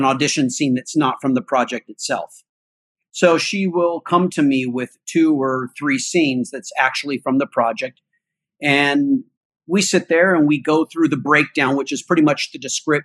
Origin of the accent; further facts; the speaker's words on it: Altadena, California, United States; I grew up in Altadena, which is just above Pasadena, California